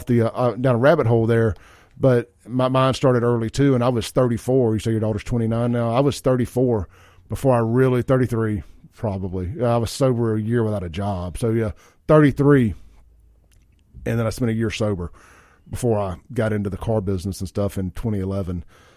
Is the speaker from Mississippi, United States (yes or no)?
yes; Jackson, Mississippi, United States; running up and down McDowell Road and all that stuff, having a good time as a kid and growing up in Jackson in the 90s.